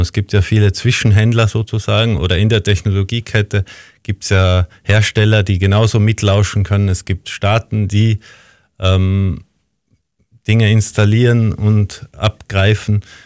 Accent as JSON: {"language": "German", "region": "Tyrol", "country": "Austria", "tie": "born or raised there", "also_born_or_lived": "Linz, Austria", "moved": "yes", "lives_now": "Vienna, Austria", "said": "in meine Heimat nach Tirol"}